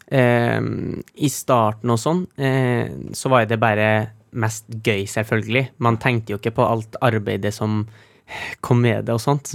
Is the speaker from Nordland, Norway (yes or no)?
yes; Trofors, Nordland, Norway; vi er hjemme på Trofors